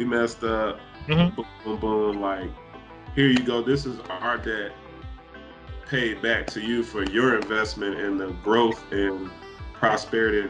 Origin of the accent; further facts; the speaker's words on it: United States; We're American.